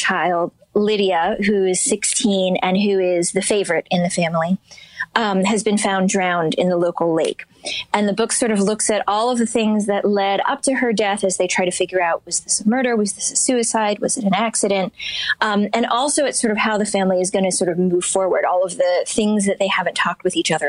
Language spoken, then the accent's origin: English; Shaker Heights, Ohio, United States; moved away; my hometown in the era that I lived there